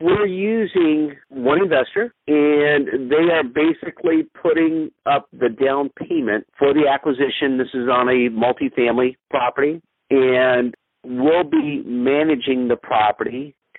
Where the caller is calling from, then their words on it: San Diego, California, United States; I'm calling from San Diego.